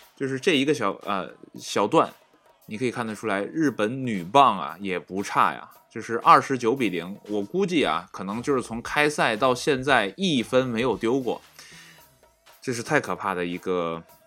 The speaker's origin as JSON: {"language": "Chinese", "country": "China", "said": "我们中国人的身影"}